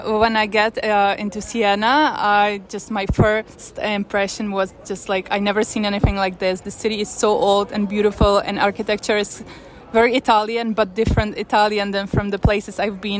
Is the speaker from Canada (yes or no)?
no; Czechia; moved away as an adult; also born or lived in Ukraine / Milan, Italy / Paris, France; now in New York, United States; And I'm actually very blessed to even grow up in Czech Republic, because it was very different than growing up in Russia or Ukraine. And I'm very thankful to my parents that we moved to Czech Republic when I was little.